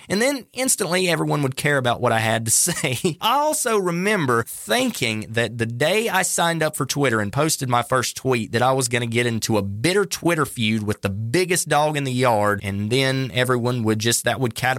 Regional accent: North Carolina, United States; North Carolina, my home state

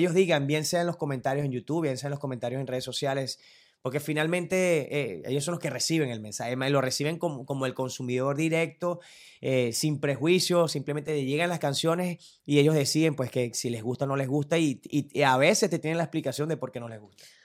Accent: Turén, Portuguesa, Venezuela; mi mamá era directora de una Casa de la Cultura del pueblo donde yo vivía, en Turén, de donde soy realmente

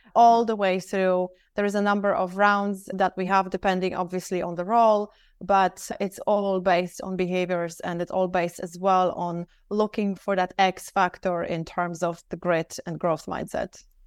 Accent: Poland; also born or lived in Dublin, Ireland; now in Singapore; I live in Singapore. However, I'm actually from Poland.

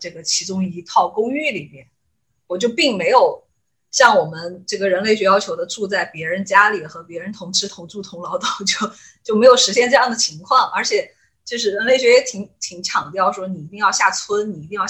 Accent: Mianyang, Sichuan, China; 因为我是绵阳人嘛

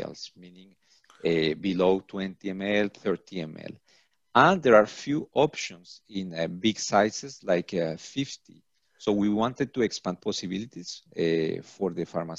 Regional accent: Colombia; now in Paris, France; I am from Colombia

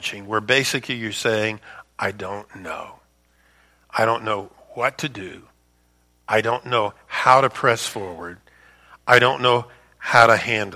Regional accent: Louisiana, United States; moved away as an adult; also born or lived in Chicago suburbs; I'm born and raised in Louisiana

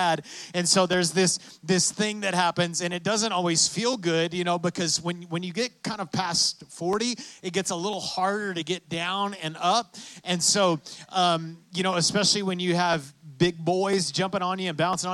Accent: West Texas, United States; I'm from West Texas

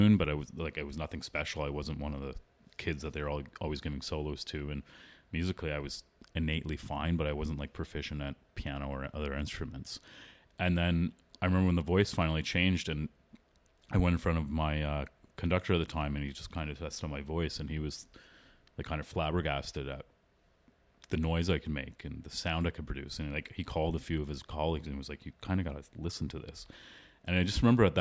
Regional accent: Toronto, Ontario, Canada; first language English; also born or lived in Philadelphia; I was born and raised in Toronto, Ontario, Canada. I was there till I finished high school

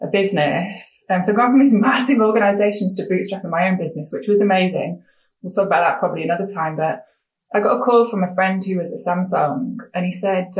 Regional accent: England, United Kingdom; I'm a woman, I'm not Korean, I'm English

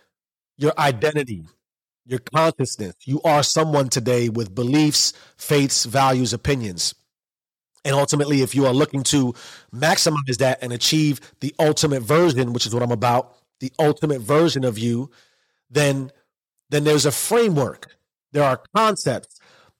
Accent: New York City, New York, United States; I grew up in the South Bronx in the 80s.

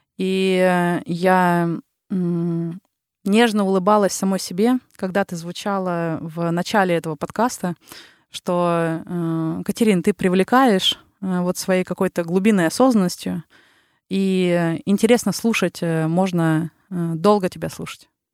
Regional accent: Yekaterinburg, Sverdlovsk Oblast, Russia; accent: Ural; moved away as an adult; also born or lived in Saint Petersburg, Russia; now in Helsinki, Finland; я родом э, с Урала, и 11 лет э, жила как … из Екатеринбурга меня называли

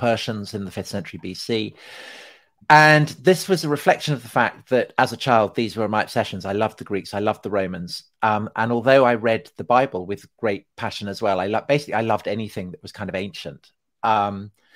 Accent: United Kingdom; also born or lived in London; as people can probably tell, I am British. So I'm sitting here in London

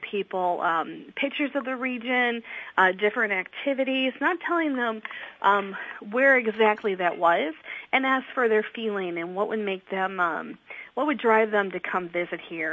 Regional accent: Ohio, United States; now in Delaware, United States; I'm originally from Ohio

